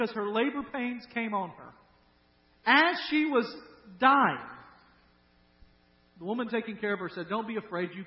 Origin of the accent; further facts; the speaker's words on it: Dyersburg, Tennessee, United States; moved away; we're from Dyersburg.